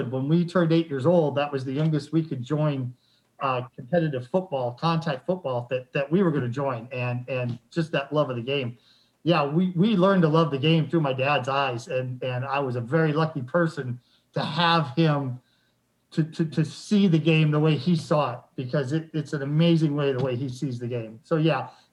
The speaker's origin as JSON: {"language": "English", "town": "Denver", "region": "Colorado", "country": "United States", "tie": "born or raised there", "said": "I grew up in Denver"}